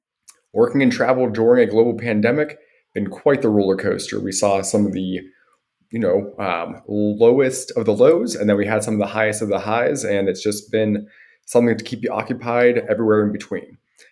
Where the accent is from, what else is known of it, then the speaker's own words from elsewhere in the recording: Butler, Pennsylvania, United States; accent: American; So I grew up in Butler, Pennsylvania. It's about 35 miles north of Pittsburgh. It takes me about an hour to drive home to see my parents. Butler is, you know, small town outside of the big city.